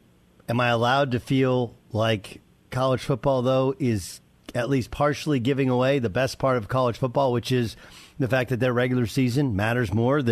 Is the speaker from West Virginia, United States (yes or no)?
yes; West Virginia, United States; I'm from West Virginia.